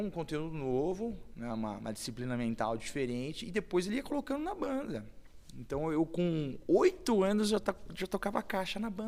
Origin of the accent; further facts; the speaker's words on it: São Paulo, Brazil; eu sou de Itaquera, bem depois ainda.